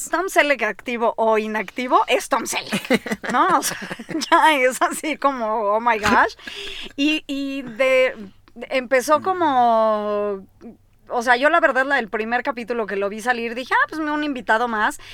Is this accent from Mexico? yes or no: yes; Mexico; Los únicos que ocupamos la palabra parteaguas somos los mexicanos